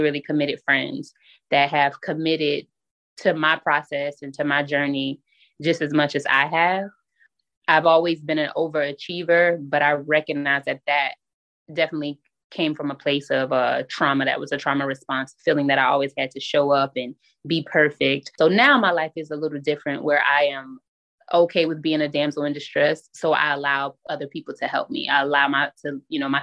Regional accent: South Carolina, United States; moved away as an adult; now in Bloomfield, United States; I recently relocated from South Carolina, which is my hometown, to Bloomfield, New Jersey.

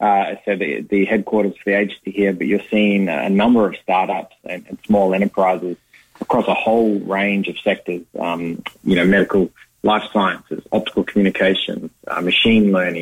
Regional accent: Perth, Western Australia, Australia; born there; and I was born in Perth, as you said.

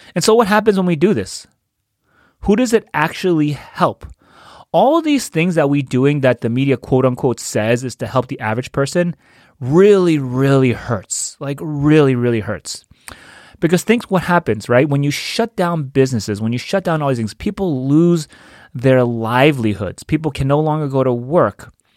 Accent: New York, United States; moved away; I'm from New York. I have a lot of family there.

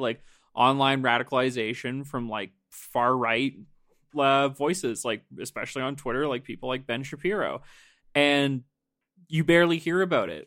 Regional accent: Nova Scotia, Canada; I'm from Nova Scotia

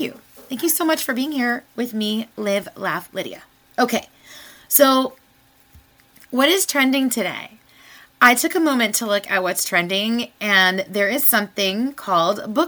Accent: United States; I was born in the United States of America

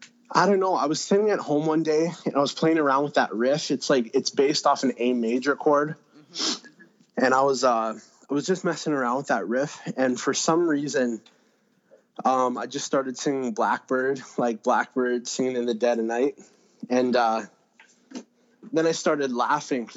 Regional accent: Winnipeg, Manitoba, Canada; we're from Winnipeg

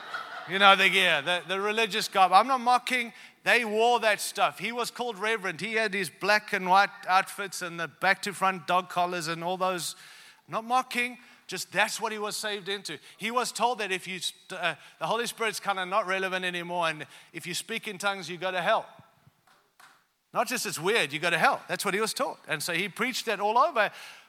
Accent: Zimbabwe; born there; also born or lived in South Africa / Australia; I was born in Africa, like not South Africa, real Africa, all right? Real Africa, Zimbabwe, all right? And then I lived in South Africa and then I moved to Australia.

